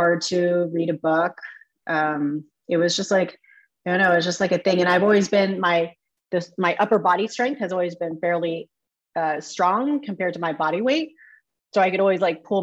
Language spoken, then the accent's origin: English; Mexico, Missouri, United States; I was born in Mexico, Missouri